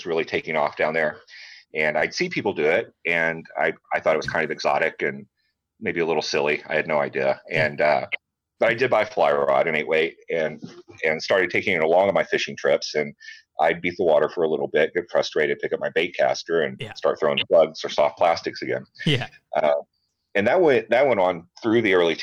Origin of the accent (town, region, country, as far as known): Rockport, Texas, United States; born or raised there; now in Georgetown, United States